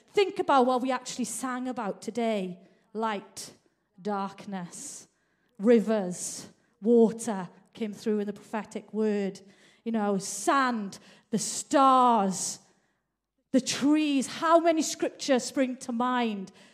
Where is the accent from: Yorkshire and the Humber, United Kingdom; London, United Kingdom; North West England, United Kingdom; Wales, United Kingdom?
Wales, United Kingdom; Merthyr Tydfil; now in Manchester, United Kingdom; I grew up in South Wales Valley. I've actually lived in Manchester now longer than South Wales Valleys